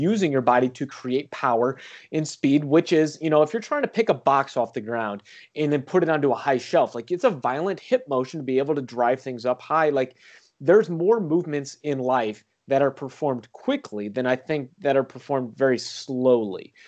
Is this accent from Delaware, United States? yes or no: no; St. Louis, Missouri, United States; I grew up in Saint Louis, so Eureka High School